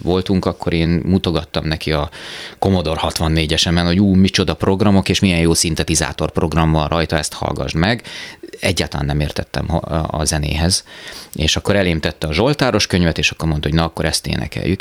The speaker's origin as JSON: {"language": "Hungarian", "town": "Szolnok", "region": "Jász-Nagykun-Szolnok", "country": "Hungary", "tie": "born or raised there", "also_born_or_lived": "Szentes / Taszár / Budapest", "said": "Én Szolnokon töltöttem el 18 évet a, az életemből"}